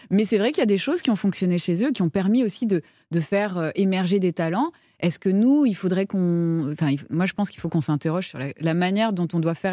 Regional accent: France; c'est peut-être parce qu'on est français

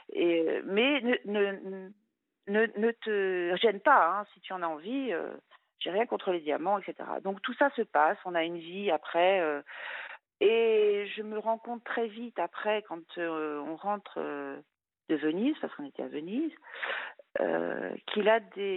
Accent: France; moved away as an adult; also born or lived in Luxembourg; je voulais rentrer en France

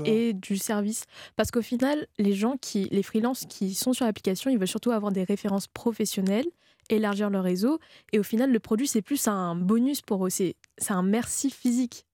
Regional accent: Réunion; je viens de l'île de la Réunion

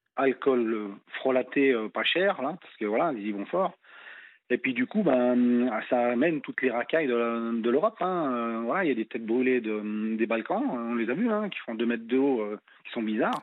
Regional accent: France

